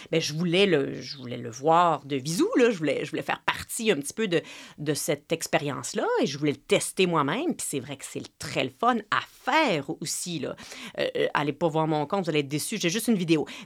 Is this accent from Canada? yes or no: yes; Quebec, Canada; si on a grandi au Québec et que notre mère euh, vient d'ici, on reconnaît les petites expressions, les petites habitudes